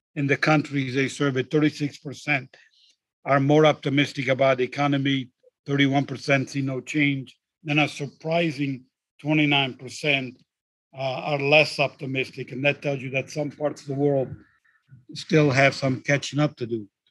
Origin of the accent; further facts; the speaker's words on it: just south of Rome, Lazio, Italy; moved away; I actually happen to be recording today from sunny Italy, from my hometown just south of Rome